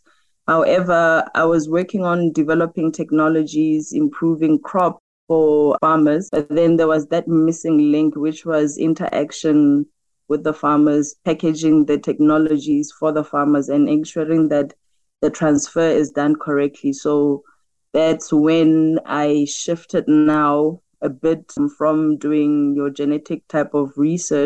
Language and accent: English; Mahikeng, North West, South Africa; I'm born and bred in Mafikeng.